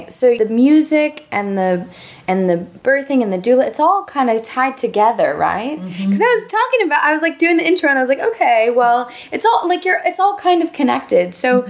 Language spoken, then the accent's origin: English; United States; we're both American.